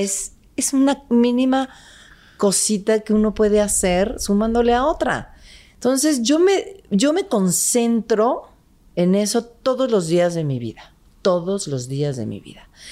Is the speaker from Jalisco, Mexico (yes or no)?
yes; Guadalajara, Jalisco, Mexico; Yo soy de Guadalajara, Jalisco